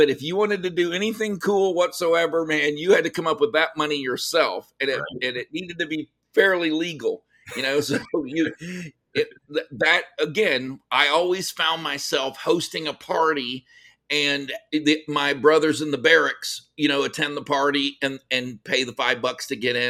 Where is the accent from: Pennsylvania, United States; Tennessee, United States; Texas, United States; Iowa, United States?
Texas, United States; Cut and Shoot; I grew up in Cut and Shoot, Texas. So okay. It's a very, very small town, about 800 people.